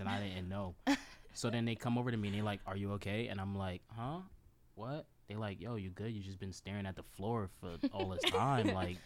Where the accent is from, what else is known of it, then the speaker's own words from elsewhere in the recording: New York City, New York, United States; also born or lived in Montgomery County, Maryland; Brooklyn, New York. Born and raised